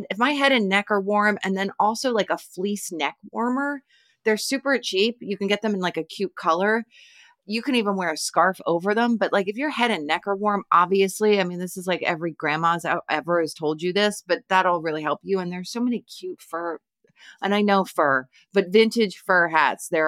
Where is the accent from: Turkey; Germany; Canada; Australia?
Canada; now in United States; I'm a Canadian living in rural Pennsylvania, so you'd think I'd have this down, but.